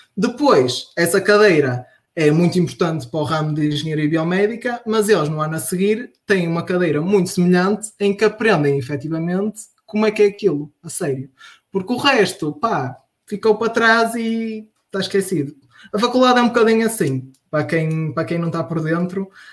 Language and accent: Portuguese; Marco de Canaveses, Norte, Portugal; also born or lived in Porto; Eu sou de Mar Canaveses